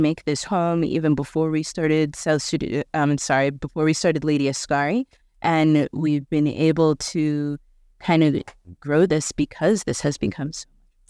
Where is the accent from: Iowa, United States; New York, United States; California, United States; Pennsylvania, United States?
New York, United States; moved away as an adult; also born or lived in South Sudan; now in Nairobi, Kenya; I'm from New York. I had access to everything.